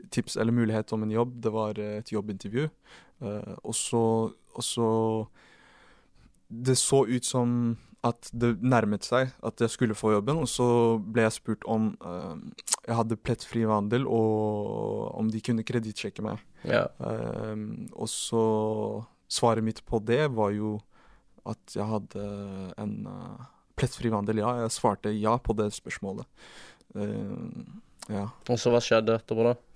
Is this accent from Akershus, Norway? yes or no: no; Oslo, Norway; Jeg er jo fra Oslo, det er en liten